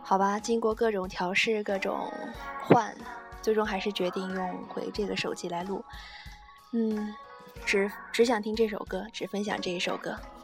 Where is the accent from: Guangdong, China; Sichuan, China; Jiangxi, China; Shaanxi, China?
Sichuan, China; 作为四川人